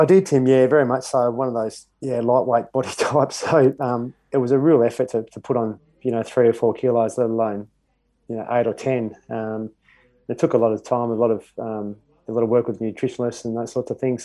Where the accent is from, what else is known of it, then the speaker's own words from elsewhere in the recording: Perth, Western Australia, Australia; moved away as an adult; also born or lived in Mount Isa, Queensland; now in Brisbane, Australia; I was born in Mount Isa, I think I left Queensland when I was about uh, 12 months old. So um, certainly my well, my baby years and my formative years were, were there in Perth